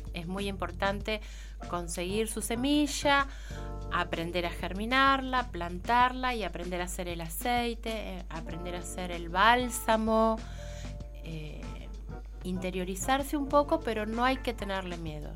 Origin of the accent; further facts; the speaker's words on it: Coronel Dorrego, Buenos Aires Province, Argentina; now in Bahía Blanca, Argentina; soy de Coronel Dorrego